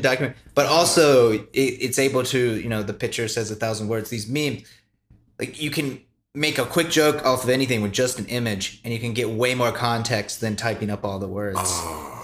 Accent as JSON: {"language": "English", "country": "United States"}